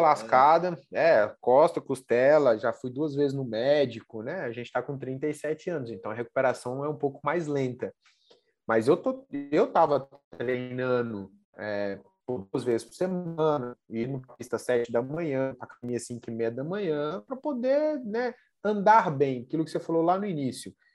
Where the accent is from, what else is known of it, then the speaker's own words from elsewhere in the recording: Brasília, Federal District, Brazil; also born or lived in Goiânia; Eu, eu sou daqui da, da região de Brasília, né? Brasília e Goiânia